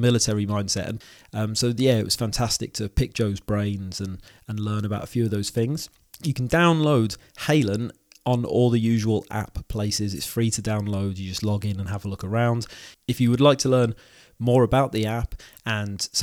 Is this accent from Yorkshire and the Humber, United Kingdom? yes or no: no; Wales, United Kingdom; now in near Liverpool, United Kingdom; I'm from Wales. That's where my family live